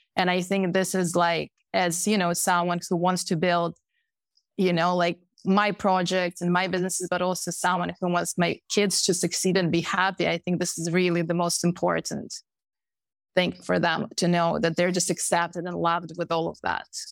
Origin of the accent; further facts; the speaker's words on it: Moscow, Russia; moved away as an adult; also born or lived in Pennsylvania, United States; I was, I was born in Moscow